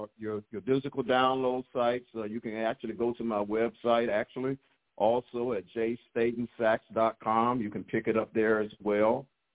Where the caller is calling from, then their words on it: Chesapeake, Virginia, United States; Chesapeake, Virginia.